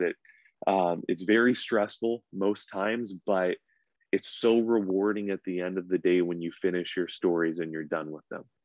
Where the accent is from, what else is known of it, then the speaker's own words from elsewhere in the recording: Camarillo, California, United States; moved away as an adult; also born or lived in Lomita, California / Torrance, California / Simi Valley, California; now in Chico, United States; I'm a SoCal boy. So I was born and raised in Southern California